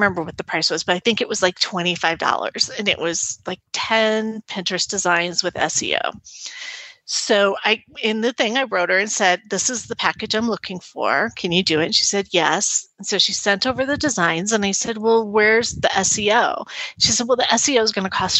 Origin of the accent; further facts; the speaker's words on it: United States; I'm the American